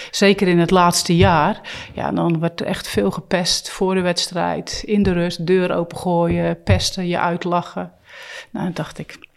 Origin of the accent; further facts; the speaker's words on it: Poortugaal, South Holland, Netherlands; Ja, dat ligt net onder Rotterdam, is een dorp. Dus ja, eh, als je een kind bent en je houdt van sporten, ben je heel snel uitgekeken wat keus betreft.